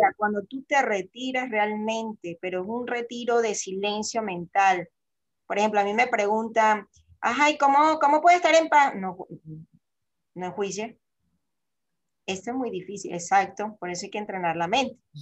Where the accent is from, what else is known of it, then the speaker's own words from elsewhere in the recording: Venezuela; moved away as an adult; also born or lived in Panama; yo, soy venezolana